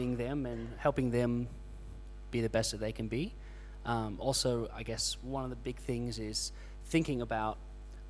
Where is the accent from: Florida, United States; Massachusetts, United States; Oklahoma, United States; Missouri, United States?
Florida, United States; moved away as an adult; now in Australia; from Florida, moved here just over 7 years ago to Australia